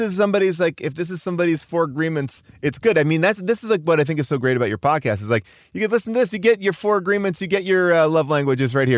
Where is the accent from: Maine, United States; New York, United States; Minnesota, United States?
New York, United States; moved away as an adult; now in Los Angeles, United States; I'm a New Yorker who was a Knicks fan. I moved out here to L